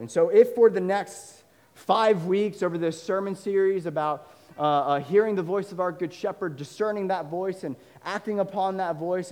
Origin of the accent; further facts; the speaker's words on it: Northern Virginia, United States; I grew up in Northern Virginia